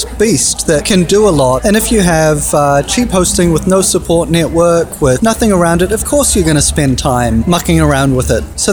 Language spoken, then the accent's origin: English; New Zealand; moved away as an adult; I'm a Kiwi